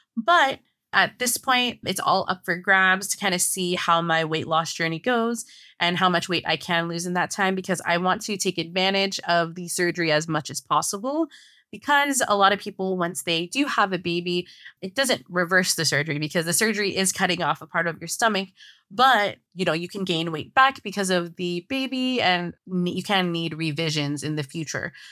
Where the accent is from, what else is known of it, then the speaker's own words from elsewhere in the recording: San Francisco Bay Area, California, United States; moved away as an adult; now in Los Angeles, United States; We're originally from San Francisco Bay Area in California, but we live more in Los Angeles